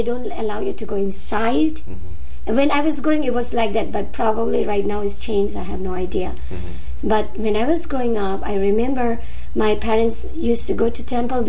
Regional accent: Sikkim, India; English is a second language; moved away as an adult; now in Holyoke, United States; I was born in India, in north of India. It's called Sikkim.

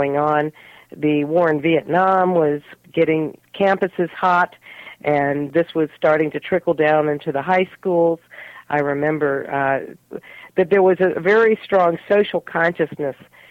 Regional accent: Richmond, Virginia, United States; moved away as an adult; also born or lived in Haifa, Israel; I grew up in Richmond, Virginia in the 50s and 1960s up into the early 70s

